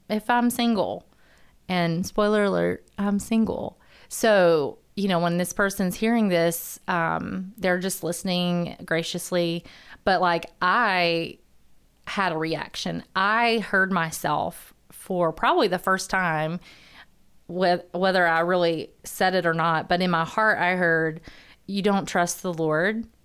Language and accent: English; Huntsville, Alabama, United States; born and raised in Huntsville